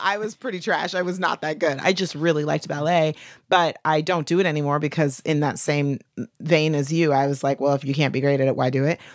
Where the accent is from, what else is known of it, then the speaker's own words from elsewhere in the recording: the South, United States; I'm from the South, Bible Belt